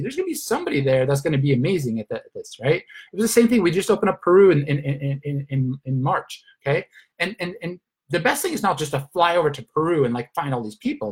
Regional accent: Sweden; moved away as an adult; also born or lived in Australia / Luxembourg / London / Turkey; now in Spain; I'm originally from Sweden

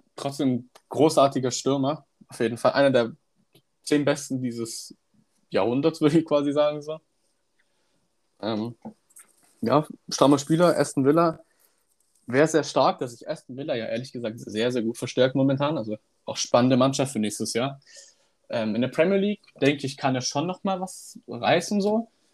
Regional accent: Stuttgart, Baden-Württemberg, Germany; Ich bin nämlich auch aus Stuttgart

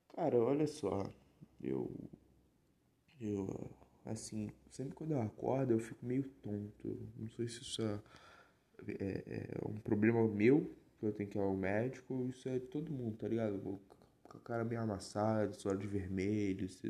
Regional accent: Nova Iguaçu, Rio de Janeiro, Brazil; eu sou do Rio, eu sou da região metropolitana aqui do Rio, de Nova Iguaçu e tudo, da Baixada

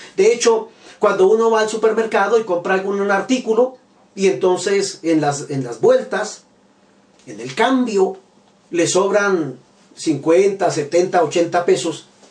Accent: Bogotá, Colombia; yo soy bogotano, vivo en Colombia

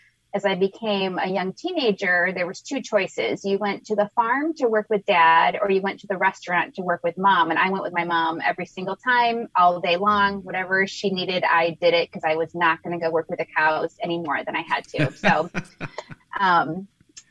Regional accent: Michigan, United States; I'm born and raised in Michigan, and my dad is a lifelong farmer

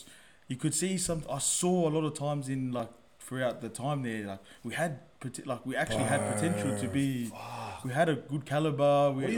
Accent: Sydney, New South Wales, Australia; I grew up in Marrickville.

